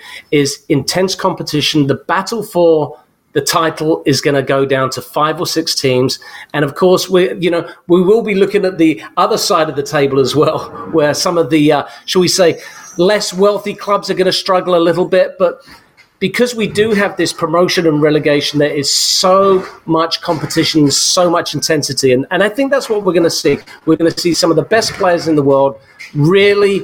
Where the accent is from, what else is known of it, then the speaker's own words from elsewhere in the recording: England, United Kingdom; I'm English